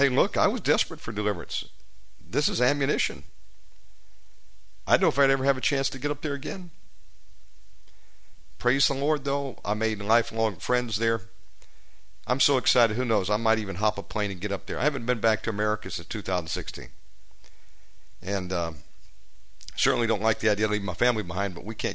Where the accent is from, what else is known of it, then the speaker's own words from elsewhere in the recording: United States; also born or lived in Las Vegas; now in Indonesia; I'm an American, but I've got an Indonesian driver's license.